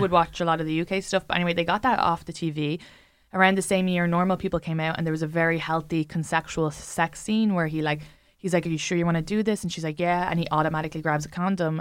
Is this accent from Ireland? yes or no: yes; Ireland; I'm an Irish woman